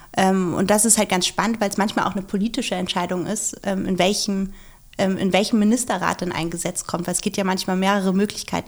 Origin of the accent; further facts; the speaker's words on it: Schleswig-Holstein, Germany; ich komme ja aus Schleswig-Holstein.